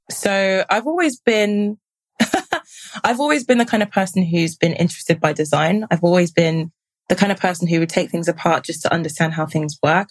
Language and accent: English; United Kingdom; trace back our roots to some form of identity as being Black British